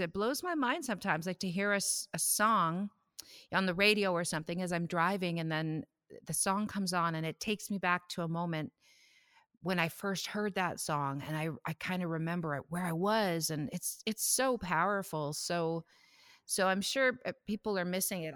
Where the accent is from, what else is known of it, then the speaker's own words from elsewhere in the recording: Saskatoon, Saskatchewan, Canada; moved away as an adult; now in Ontario, Canada; I'm from Saskatoon. I grew up there